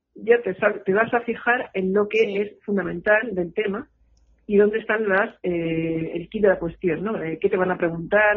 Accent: Madrid, Community of Madrid, Spain; moved away as an adult; now in Girona, Spain; soy madrileña

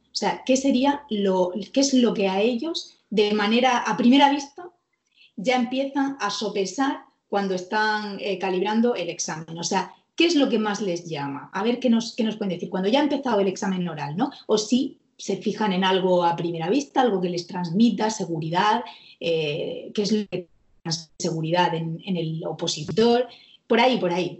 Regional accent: Murcia, Region of Murcia, Spain; que está aquí en, Murcia, yo soy de Murcia

